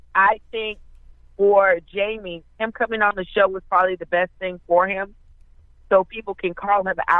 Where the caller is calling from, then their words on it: Pensacola, Florida, United States; I'm calling from Pensacola, Florida.